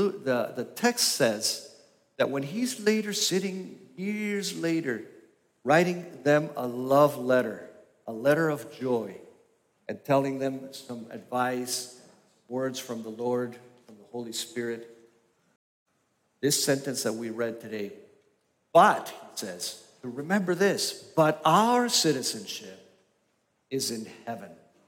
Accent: Argentina; also born or lived in Grand Rapids, Michigan, United States; now in United States; I was born in Grand Rapids, Michigan. When I was one, we left for Costa Rica and then Argentina. And I was for 13 years in the Patagonia and in Buenos Aires.

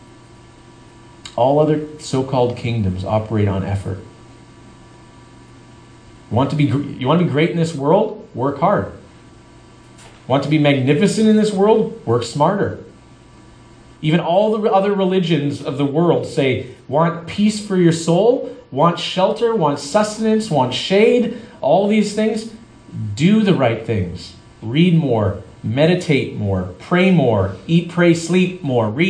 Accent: Canada; now in San Diego, United States; I grew up in Canada

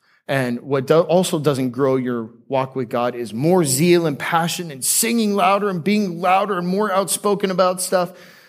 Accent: Seattle, Washington, United States; born there; also born or lived in Aurora, Colorado / Florida; One time when I was 5 years old, I was born in Seattle. I spent some time in Denver before moving to the promised land of Florida. And when I lived in Aurora, Colorado, my best friend was a guy named Jared.

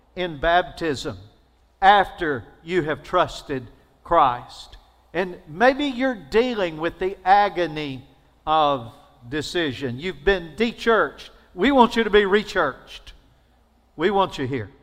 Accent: Alabama, United States; I'm from Alabama.

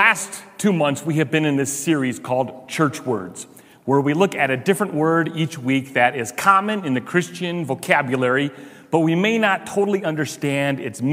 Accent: Chicago, Illinois, United States; now in Pueblo, United States; I'm from Chicago

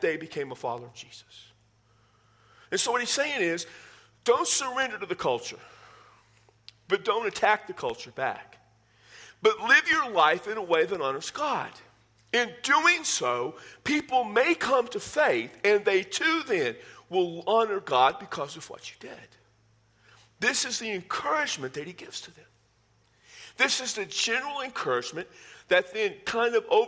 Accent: South Texas, United States; moved away; I'm from South Texas, and that stays with me wherever I go.

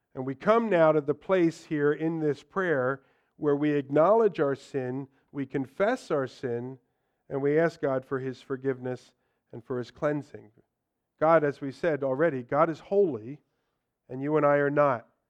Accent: United States; for us as Americans

